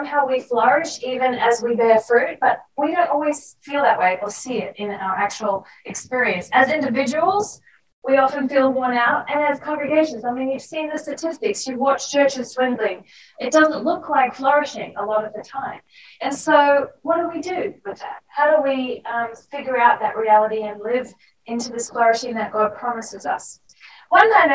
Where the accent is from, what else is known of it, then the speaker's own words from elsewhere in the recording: Australia; accent: Australian; moved away; I worked really hard to keep my Australian accent, even though I was out of Australia for a very long time